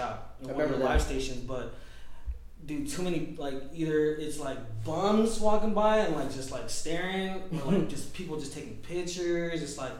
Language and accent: English; Daly City, California, United States; also born or lived in San Francisco; I've lived here all my life. I mean, I'm from Daly City